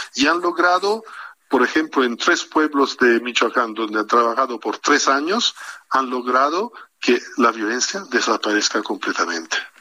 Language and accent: Spanish; Italy; moved away as an adult; now in Mexico; yo soy bastante nuevo en México, ni siquiera cinco años tengo en México, pero como italiano